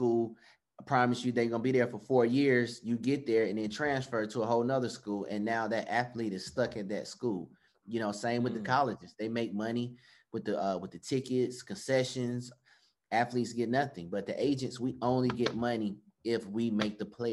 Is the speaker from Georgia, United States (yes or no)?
yes; Atlanta, Georgia, United States; I'm from Atlanta, Georgia